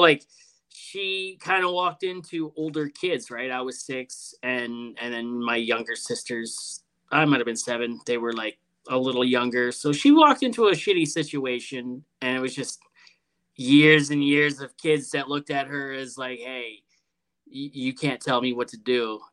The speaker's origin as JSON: {"language": "English", "town": "Toronto", "region": "Ontario", "country": "Canada", "moved": "yes", "lives_now": "Edmonton, Canada", "said": "We're from Toronto originally"}